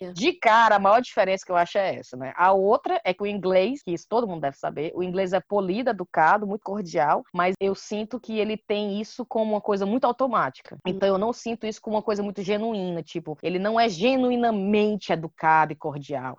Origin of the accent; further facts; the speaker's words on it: Brazil; moved away as an adult; also born or lived in England; now in United Kingdom; eu sou do Brasil